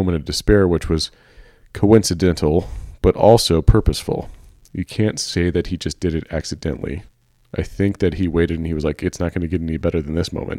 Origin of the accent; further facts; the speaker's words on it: San Francisco, California, United States; by the way, I'm from San Francisco, so I gotta clarify this.